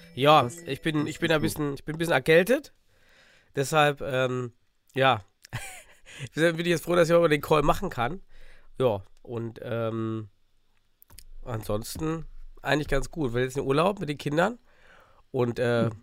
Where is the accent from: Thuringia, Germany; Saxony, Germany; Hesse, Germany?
Thuringia, Germany; Suhl; aus mhm. dem beschaulichen Suhl